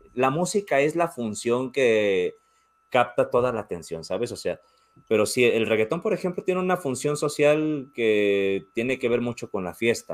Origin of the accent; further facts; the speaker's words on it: Mexico; yo soy mexicano